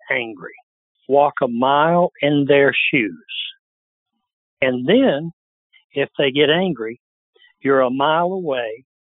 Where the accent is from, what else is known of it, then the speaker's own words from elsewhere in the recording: Alabama, United States; I come from Alabama, not Harvard.